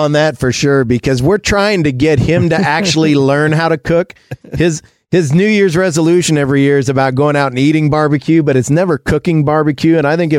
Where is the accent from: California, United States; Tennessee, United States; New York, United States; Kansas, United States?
Kansas, United States; I'm a Kansan.